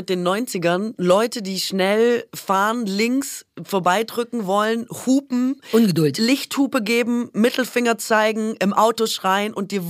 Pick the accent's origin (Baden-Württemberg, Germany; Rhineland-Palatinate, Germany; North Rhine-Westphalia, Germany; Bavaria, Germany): Baden-Württemberg, Germany; born or raised there